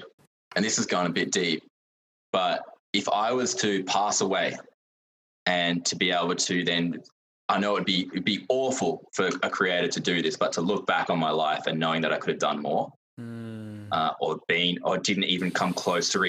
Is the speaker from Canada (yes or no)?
no; Adelaide, South Australia, Australia; I grew up in South Australia, Adelaide, and I'm still here